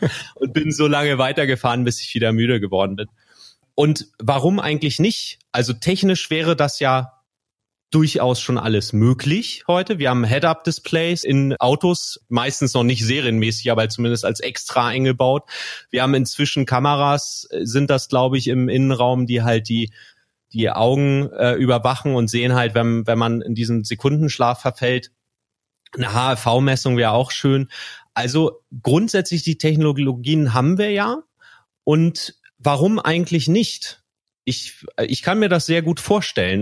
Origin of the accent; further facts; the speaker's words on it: Schleswig-Holstein, Germany; ich bin in Schleswig-Holstein gro groß geworden